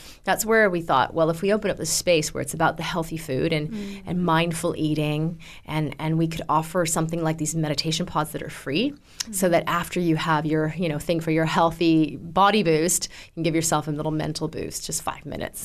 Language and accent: English; Canada; moved away; also born or lived in California; I suppose I'm Canadian, but I lived in California for a while.